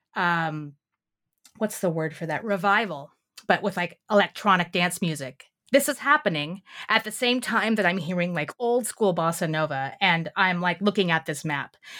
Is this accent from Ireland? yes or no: no; Southern California, United States; I grew up in Southern California in the late twentieth century